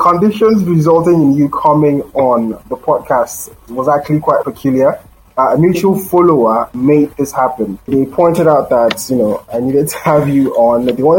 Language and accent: English; Lagos, Nigeria; also born or lived in Maiduguri, Nigeria; I studied primary, secondary school in Lagos